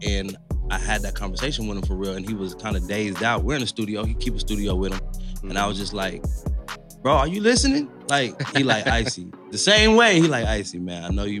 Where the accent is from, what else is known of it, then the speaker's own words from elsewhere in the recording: Las Vegas, Nevada, United States; I'm born and raised in Las Vegas, Nevada.